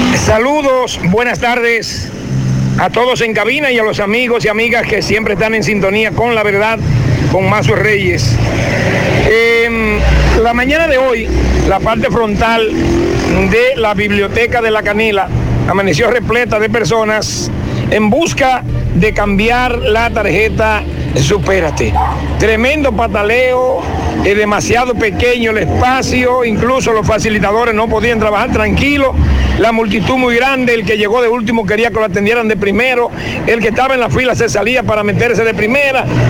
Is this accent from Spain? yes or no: no; Dominican Republic; nosotros los dominicanos